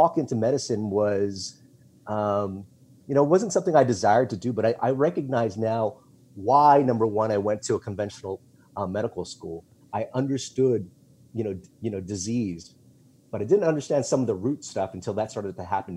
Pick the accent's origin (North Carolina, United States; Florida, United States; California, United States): California, United States; Los Angeles; also born or lived in Philippines (refugee camp); I grew up in Chinatown in Los Angeles in a very small one-bedroom apartment